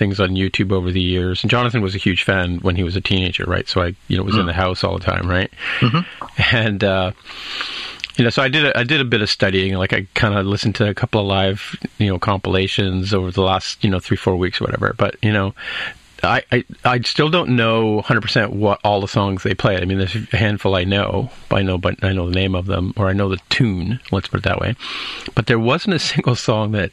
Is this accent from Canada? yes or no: yes; Canada; as a Canadian